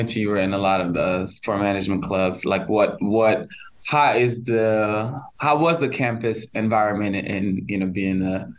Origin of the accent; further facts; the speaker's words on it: Memphis, Tennessee, United States; I'm from Memphis.